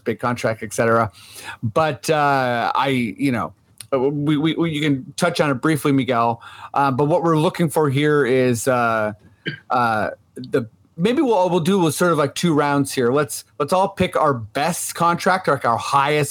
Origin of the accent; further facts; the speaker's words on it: Canada; also born or lived in Toronto; We are Canadian